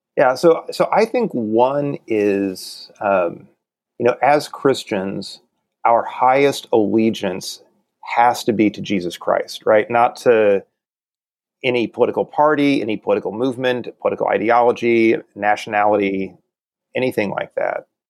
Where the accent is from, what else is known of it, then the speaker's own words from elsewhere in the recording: the Ozarks, Southwest Missouri, United States; I grew up in in Southwest Missouri in the Ozarks